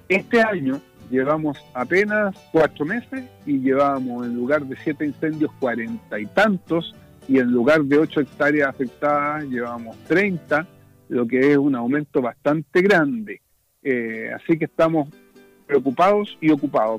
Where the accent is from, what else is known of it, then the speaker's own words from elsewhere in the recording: Parral, Maule, Chile; Yo soy provinciano, soy del Maule, pauquenino